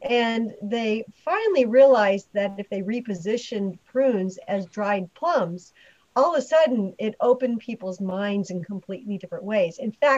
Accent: California, United States; So this episode is about where I'm from California, and actually the background's California.

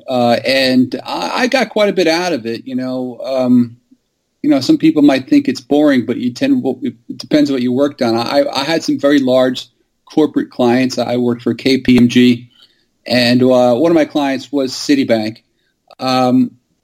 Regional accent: New York City, New York, United States; I was born here in New York City

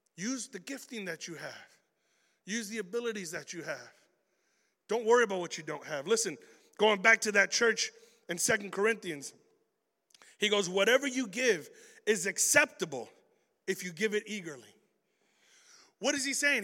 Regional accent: Chicago, Illinois, United States; I'm a kid from Chicago

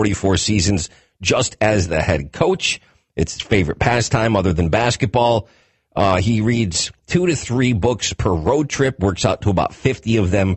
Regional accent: 45 minutes outside of Syracuse, New York, United States; I grew up 45 minutes outside of Syracuse

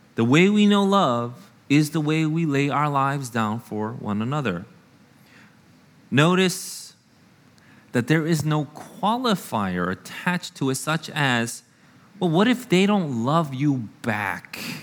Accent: United States; I am an American through and through

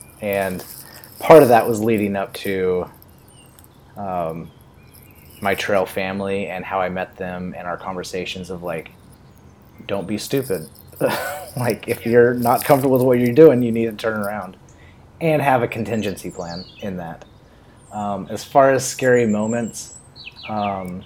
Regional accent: West Coast, United States; growing up on the West Coast and loving the Sierra and loving Oregon

